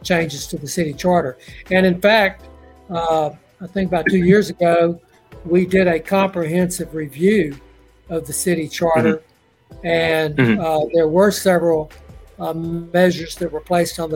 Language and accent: English; Port Arthur, Texas, United States; I'm native to the area. I grew up in Port Arthur, went to Lamar University